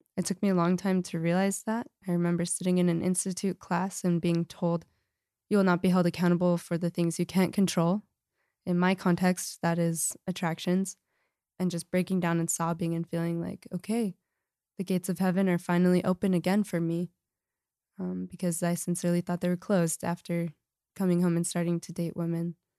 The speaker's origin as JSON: {"language": "English", "town": "Lehi", "region": "Utah", "country": "United States", "said": "I'm from Lehigh, and so we're in Salt Lake"}